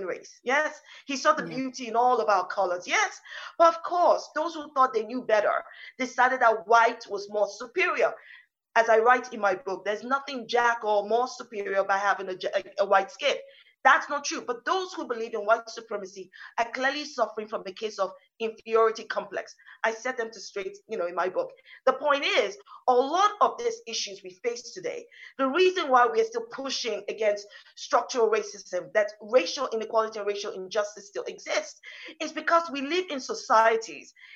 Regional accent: London, United Kingdom; I'm British Nigerian. I was born in London.

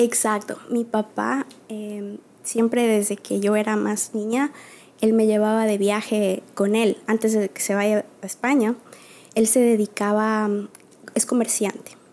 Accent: Quito, Pichincha, Ecuador; also born or lived in La Maná, Cotopaxi, Ecuador; now in New York, United States; por el trabajo de mi papá nos radicamos en Quito, por eso yo crecí en Quito, ahí estudié en la escuela primaria

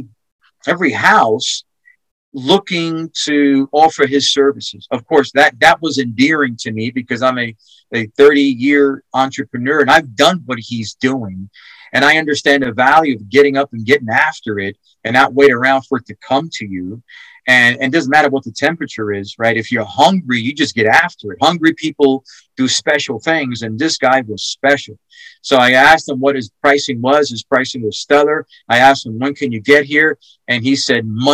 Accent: New York, United States; now in Texas, United States; I'm from New York

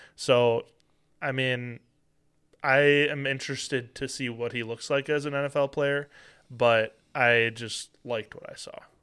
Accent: Green Bay, Wisconsin, United States; born and raised in Green Bay

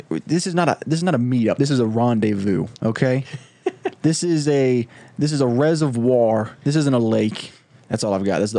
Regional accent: United States

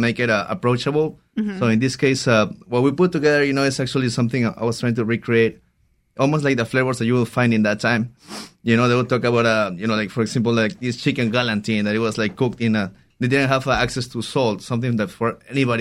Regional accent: Peru; moved away; I'm originally from Peru

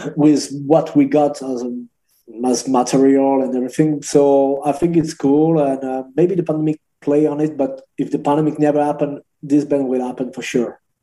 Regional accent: Angers, Pays de la Loire, France; Angers. It's uh, close to Paris. So it's like two hours from Paris

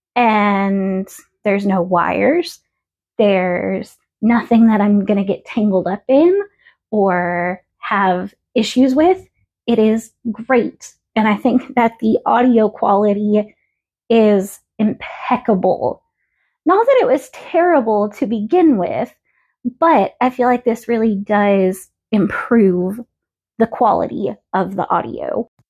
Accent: the South, United States; accent: Southern; I may have been born and raised in the South, but I am not your typical Southern belle. I know the Southern accent comes out sometimes. I know that I say y'all

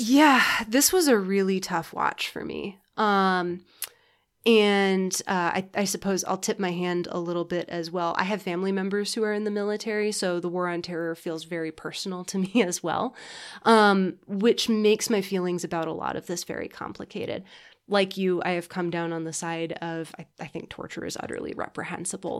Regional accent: United States; I'm an American

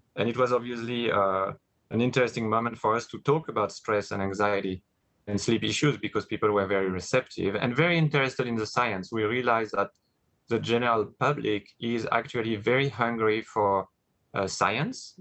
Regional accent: France; English is a second language; moved away as an adult; grew up in France, spoke I didn't I barely spoke any English at the time

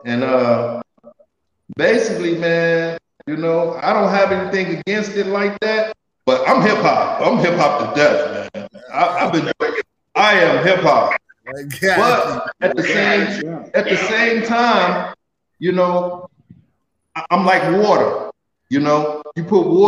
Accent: Chicago, Illinois, United States; I'm from Chicago. I grew up in Cabrini Green

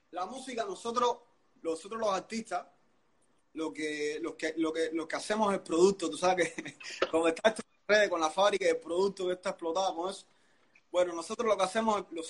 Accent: Cuba; te voy a hablar de los cubanos, porque nosotros somos cubanos.

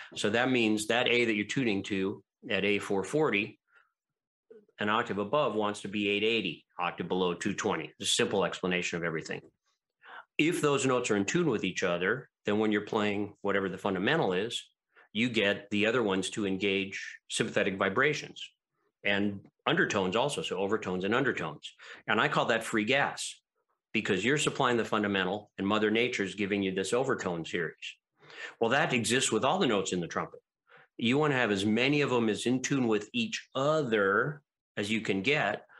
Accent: Hawaii, United States; moved away as an adult; now in Los Angeles, United States; I would go back to Hawaii like at Christmas to visit my parents and friends who were still there

